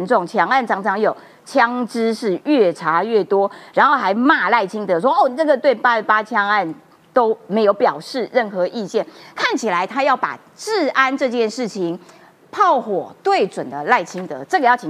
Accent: Kaohsiung, Taiwan; 我们高雄人

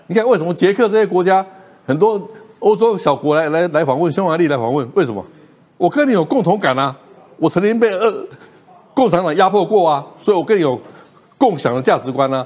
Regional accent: Taiwan; 我们台湾人

